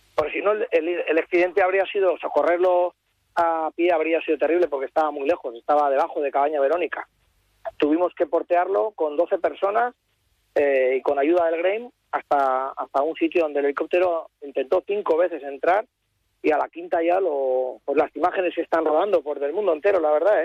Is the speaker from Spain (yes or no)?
yes; Bilbao, Basque Country, Spain; nosotros somos de Bilbao